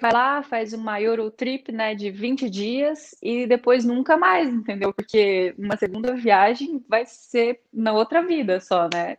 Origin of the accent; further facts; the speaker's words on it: Joinville, Santa Catarina, Brazil; moved away as an adult; now in Braga, Portugal; eu sou do sul do Brasil, de Joinville, de Santa Catarina, uma cidade mais interior, assim, é, estou em Portugal há um ano